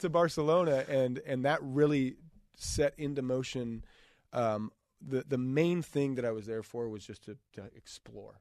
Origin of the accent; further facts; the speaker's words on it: Idaho, United States; growing up in Idaho